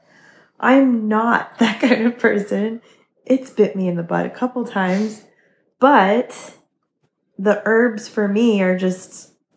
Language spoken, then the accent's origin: English; New England, United States; I'm from New England.